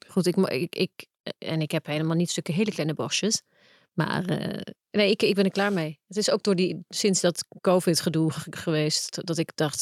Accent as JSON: {"language": "Dutch", "country": "Netherlands", "said": "als Nederlandse vrouw"}